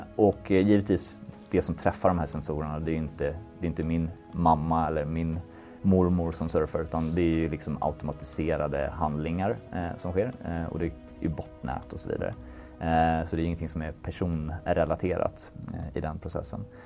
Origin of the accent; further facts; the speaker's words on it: Sweden; vi är svenskar